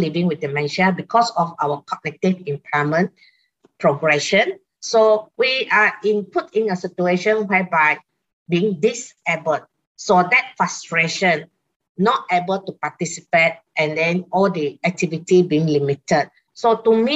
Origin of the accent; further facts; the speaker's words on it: Singapore; I'm from Singapore.